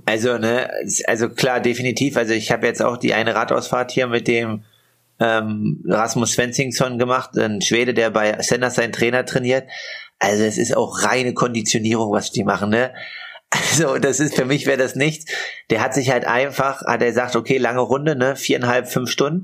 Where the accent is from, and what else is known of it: Altmark, Saxony-Anhalt, Germany; born or raised there; moved away